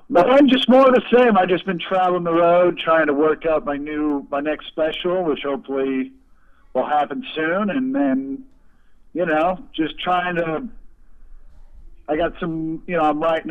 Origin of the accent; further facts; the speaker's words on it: Kansas City, United States; I grew up outside Kansas City actually, so like we grew up in the rural suburbs